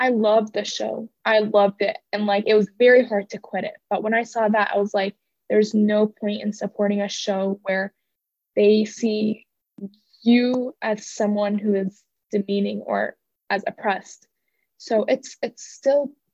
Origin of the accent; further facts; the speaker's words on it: Kentucky, United States; also born or lived in Syria; I grew up here most all my life